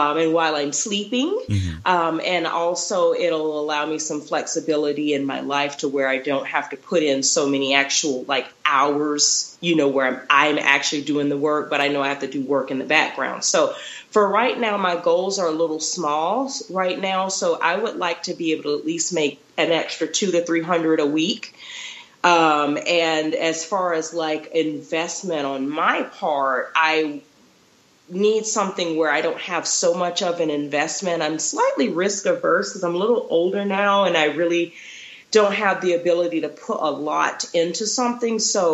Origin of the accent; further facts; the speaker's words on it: Florida, United States; also born or lived in Texas; now in Utah, United States; I'm originally from Florida, so majority of my career was there. And then I lived in Texas for a little bit, and now I'm in Utah.